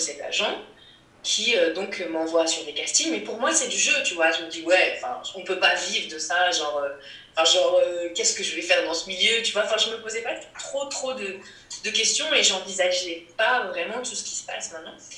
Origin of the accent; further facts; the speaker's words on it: Rennes, Brittany, France; à Rennes, dans ma ville natale, quand j'étais ado